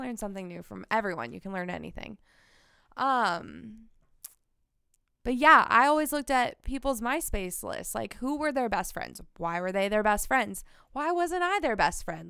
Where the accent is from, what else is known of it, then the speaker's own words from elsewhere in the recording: Kansas City, United States; born and raised in Kansas City.